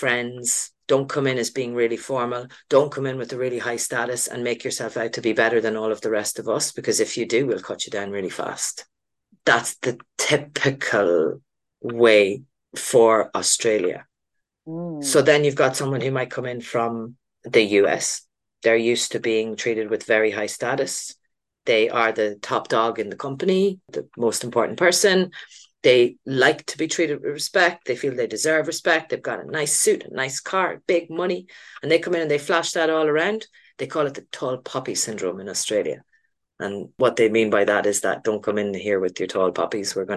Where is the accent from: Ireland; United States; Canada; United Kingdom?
Ireland; I'm Irish